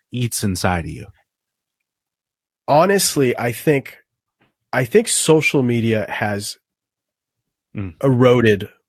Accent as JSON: {"language": "English", "region": "South Florida", "country": "United States", "tie": "born or raised there", "said": "I grew up in South Florida."}